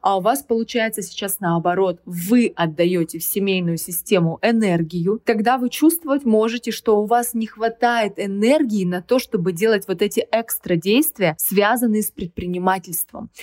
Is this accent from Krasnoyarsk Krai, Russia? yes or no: yes; Krasnoyarsk, Krasnoyarsk Krai, Russia; moved away as an adult; also born or lived in Moscow / Sochi; Я уехала из Красноярска, из своего родного города, уехала в Москву